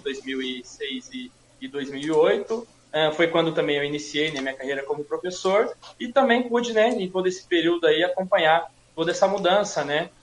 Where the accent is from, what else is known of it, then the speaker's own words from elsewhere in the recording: Suzano, São Paulo, Brazil; nasci e cresci em Suzano